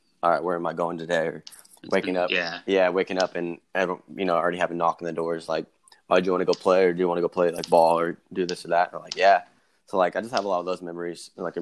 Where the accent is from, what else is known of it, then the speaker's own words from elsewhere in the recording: Merced, California, United States; growing up in Merced and having that small town vibe